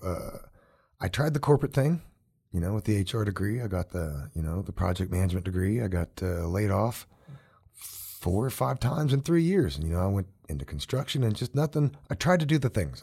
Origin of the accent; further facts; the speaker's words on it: Oklahoma, United States; now in Colorado, United States; Some of my earliest memories growing up in Oklahoma are barefoot, hot